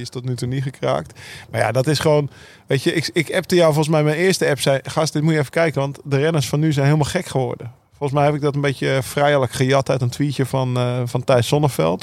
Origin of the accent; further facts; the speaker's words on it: Netherlands; daar keken we ook naar als Nederlanders